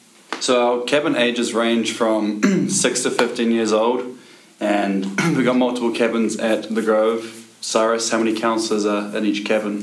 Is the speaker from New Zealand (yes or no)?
yes; New Zealand; I'm from New Zealand.